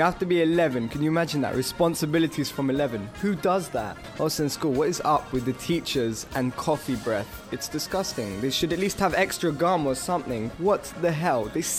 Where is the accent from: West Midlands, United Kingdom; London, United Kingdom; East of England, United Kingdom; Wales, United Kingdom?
London, United Kingdom; This is because I'm from Stamford Hill.